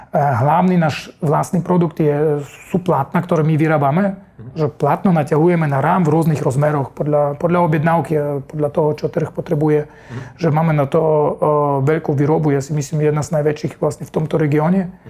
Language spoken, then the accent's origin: Slovak; Germany; Slovak is a second language; moved away as an adult; also born or lived in Russia / Kazakhstan; now in Slovakia; ja som z Nemecka, tam som vyrastal, uh, chodil som tam do školy, narodený som v Rusku, Eh, žil som tam 6 rokov, 2 roky Kazachstan, mm. také je to dosť mešané celé.